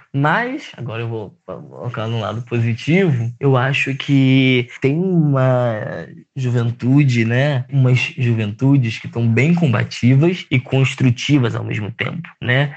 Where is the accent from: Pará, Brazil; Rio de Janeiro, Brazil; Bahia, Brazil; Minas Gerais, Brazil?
Rio de Janeiro, Brazil; eu sou de Campo Grande